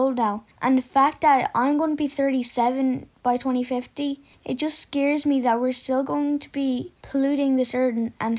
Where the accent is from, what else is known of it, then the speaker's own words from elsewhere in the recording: Galway, Connacht, Ireland; I'm from Galway.